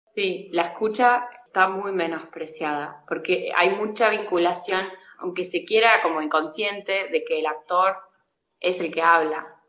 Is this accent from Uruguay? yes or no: no; La Pampa, Argentina; moved away as an adult; also born or lived in Córdoba, Argentina / Barcelona, Spain; yo soy de La Pampa y me fui a estudiar cine a Córdoba